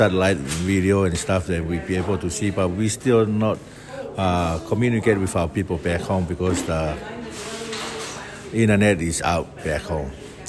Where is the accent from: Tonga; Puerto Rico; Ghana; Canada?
Tonga; now in Anchorage, United States; I'm the representative from the Tongan community.